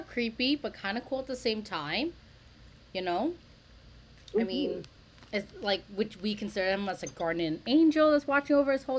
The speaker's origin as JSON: {"language": "English", "town": "Toronto", "region": "Ontario", "country": "Canada", "said": "I am from Toronto"}